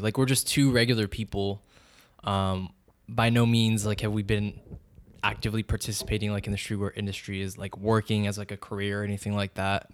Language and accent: English; San Francisco, California, United States; born and raised in San Francisco